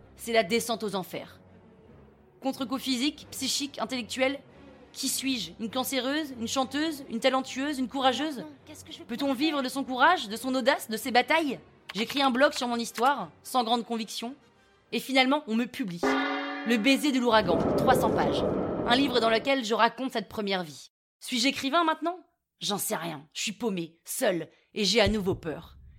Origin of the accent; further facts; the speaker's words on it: Toulouse, Occitania, France; accent: Toulouse accent; moved away as an adult; also born or lived in Chongqing; je décide de rentrer à Toulouse. D'où mon accent, que vous n'entendez pas là tout de suite, mais je vous jure qu'en vrai j'en ai un.